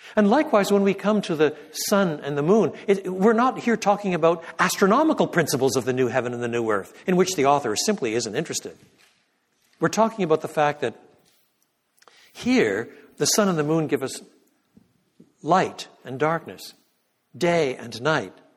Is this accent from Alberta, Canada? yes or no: no; Quebec, Canada; moved away; I was born in Canada. I was brought up in French Canada